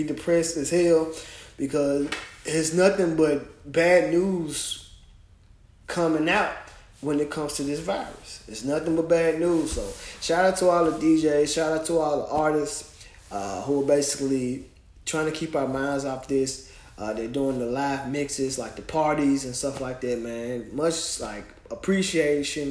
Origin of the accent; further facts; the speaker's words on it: Memphis, Tennessee, United States; now in Knoxville, United States; my hometown of Memphis